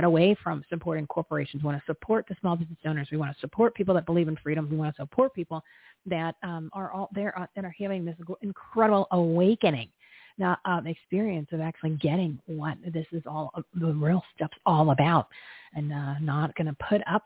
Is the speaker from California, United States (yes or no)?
no; New Jersey, United States; I'm from New Jersey